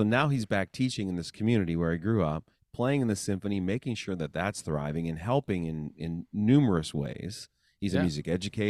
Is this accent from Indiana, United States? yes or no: yes; Bloomington, Indiana, United States; well, I grew up in Bloomington and we had access to the IU trumpet studio